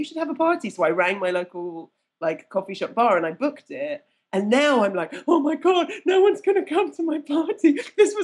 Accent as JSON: {"language": "English", "country": "United Kingdom", "said": "being British"}